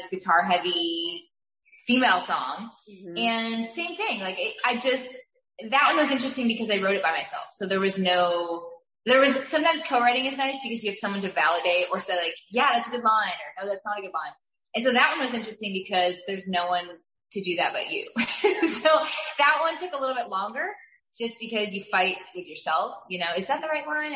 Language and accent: English; New York, United States; moved away; I'm from New York, so I got to go back home and visit with my family a bit